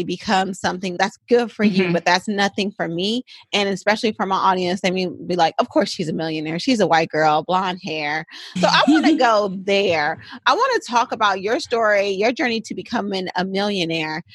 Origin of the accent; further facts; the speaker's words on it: Oakland, California, United States; I grew up in West Oakland